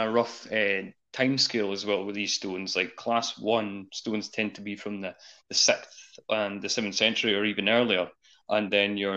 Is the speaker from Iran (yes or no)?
no; Scotland, United Kingdom